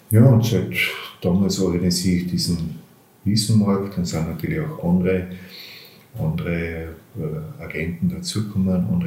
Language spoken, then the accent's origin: German; Bleiburg, Carinthia, Austria; Also ich bin aufgewachsen in Bleiburg, habe dann in Graz angefangen, Philosophie und Kunstgeschichte zu studieren.